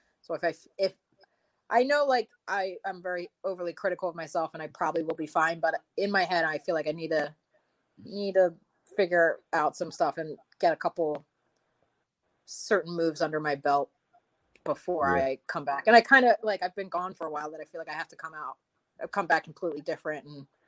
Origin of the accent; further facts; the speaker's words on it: Philadelphia, Pennsylvania, United States; me shit from being from Philadelphia. He's like, you are a Philly girl through and through.